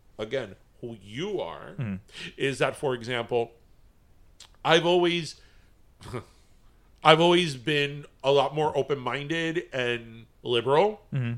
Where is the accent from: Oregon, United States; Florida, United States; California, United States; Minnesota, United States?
Florida, United States; Miami; born or raised there